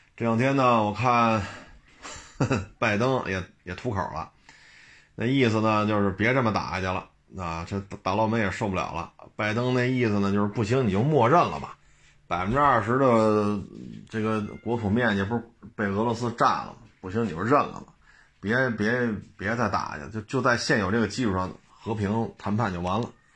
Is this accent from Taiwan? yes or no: no; China; 作为中国人来讲